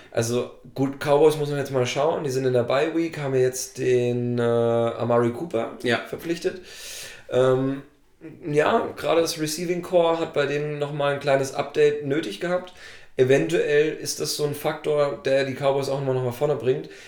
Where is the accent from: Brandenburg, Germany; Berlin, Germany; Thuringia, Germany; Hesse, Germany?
Thuringia, Germany; Ich komme ja aus Thüringen